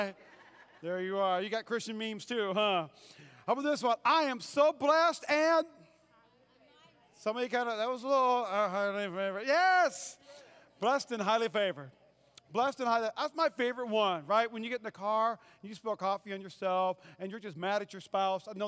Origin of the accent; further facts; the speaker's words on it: North Dakota, United States; moved away as an adult; also born or lived in Fayetteville, North Carolina; I grew up in North Dakota. And at 18, I went to seminary, and I worked for an evangelist, and I moved to Fayetteville, North Carolina